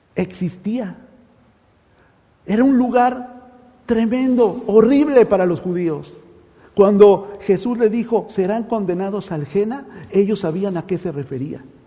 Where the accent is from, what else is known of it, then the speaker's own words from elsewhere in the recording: Mexico; moved away; Allá en México hay un dicho, ¿verdad? Eh, en mi país